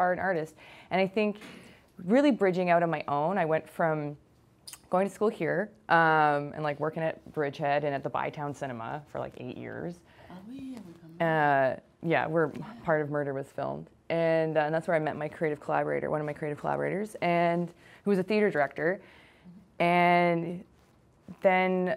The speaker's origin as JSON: {"language": "English", "town": "Kitchener-Waterloo", "region": "Ontario", "country": "Canada", "moved": "yes", "lives_now": "Ottawa, Canada", "said": "I'm from Kitchener-Waterloo, so I was kind of involved in the University of Waterloo radio station."}